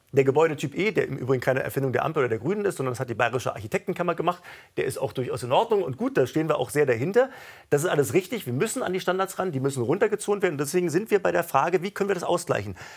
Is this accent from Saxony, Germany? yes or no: no; Berlin, Germany; meiner Heimatstadt Berlin